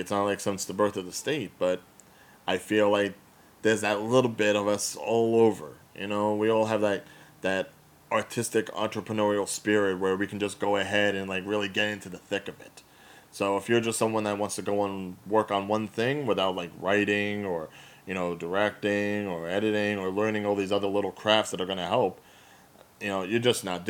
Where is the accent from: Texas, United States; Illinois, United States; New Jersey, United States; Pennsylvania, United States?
New Jersey, United States; accent: Jersey; also born or lived in West Virginia; they would say that I definitely have, like, the Jersey accent, and yet I was the nicest Jersey person they ever